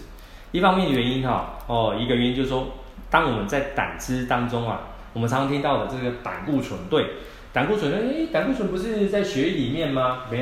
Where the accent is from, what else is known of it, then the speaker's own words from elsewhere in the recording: Taiwan; 我们台湾啊，说是美食王国啊，讲的可爱一点啊，就是说我们台湾人哦，太会乱吃了哈。